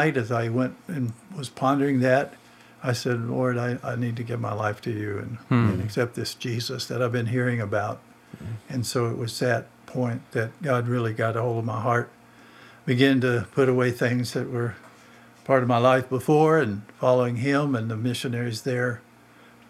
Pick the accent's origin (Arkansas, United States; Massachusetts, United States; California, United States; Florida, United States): Arkansas, United States; moved away as an adult; I grew up in Arkansas and was in our church as a young person